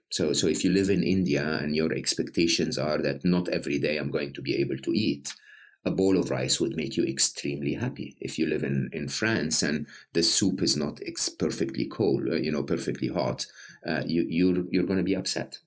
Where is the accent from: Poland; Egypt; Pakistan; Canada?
Egypt; I'm Egyptian, uh, born and raised in Egypt.